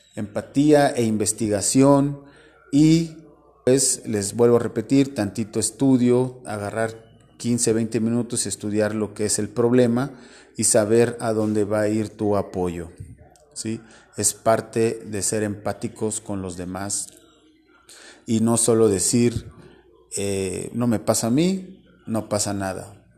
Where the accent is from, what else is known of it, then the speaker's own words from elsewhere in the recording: Orizaba, Veracruz, Mexico; somos hermanos mexicanos, somos hermanos orizabeños